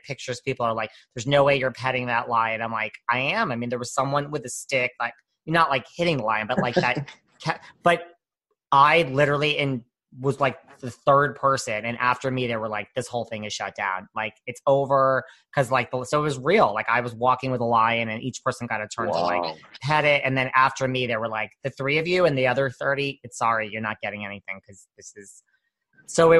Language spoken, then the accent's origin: English; New York City, New York, United States; I'm from New York City.